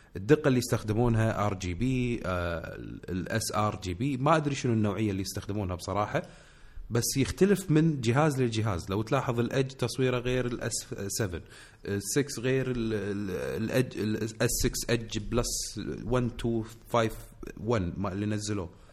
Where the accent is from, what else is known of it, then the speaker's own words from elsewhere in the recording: Kuwait; عندنا بالكويت